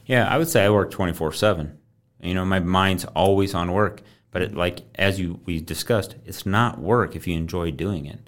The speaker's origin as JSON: {"language": "English", "town": "Coon Rapids", "region": "Iowa", "country": "United States", "tie": "born or raised there", "said": "grew up in Coon Rapids, Iowa."}